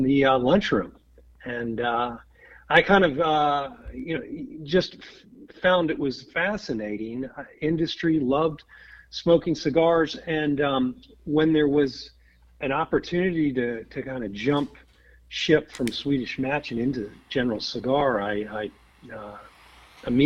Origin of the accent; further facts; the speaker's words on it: Virginia, United States; I am a Virginia native, grew up here right outside of D.C.